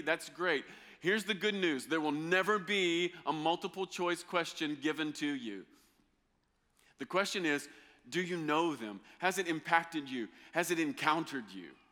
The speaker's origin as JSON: {"language": "English", "region": "Kentucky", "country": "United States", "said": "I'm from Kentucky"}